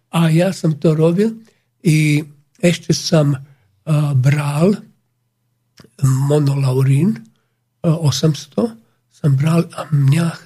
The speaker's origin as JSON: {"language": "Slovak", "country": "Slovakia", "said": "My Slováci. My Slováci. A, e, ľúbime rôžu damascenu, olej, veľmi drahý"}